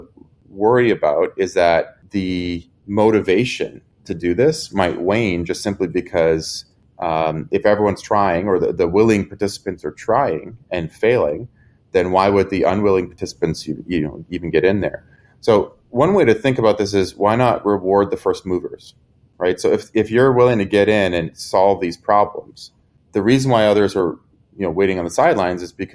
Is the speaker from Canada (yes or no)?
yes; Canada; I'm Canadian, so there's, you know, half European, half American is kind of how we like to think about it.